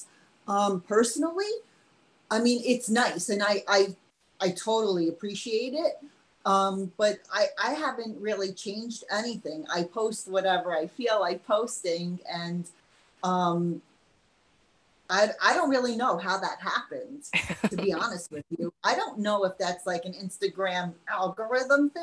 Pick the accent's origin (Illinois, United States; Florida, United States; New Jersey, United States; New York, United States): New York, United States; I'm from New York.